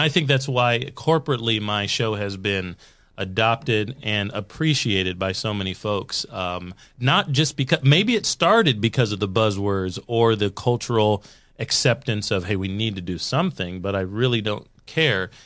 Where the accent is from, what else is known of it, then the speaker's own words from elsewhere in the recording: United States; I'm American